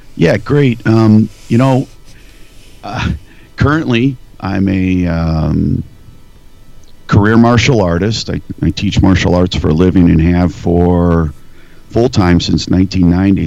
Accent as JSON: {"language": "English", "region": "Northeast Ohio", "country": "United States", "tie": "born or raised there", "moved": "as an adult", "lives_now": "Nebraska, United States", "said": "I grew up in Northeast Ohio, right on Lake Erie, uh, mm-hmm. about 25 miles east of Cleveland, tiny small town"}